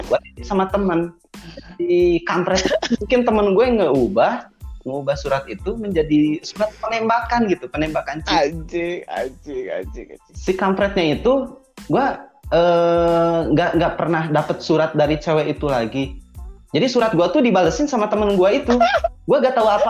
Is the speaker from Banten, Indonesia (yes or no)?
no; Bogor, West Java, Indonesia; asli gue nuturan Bogor ada turunan Belandanya Uganda sih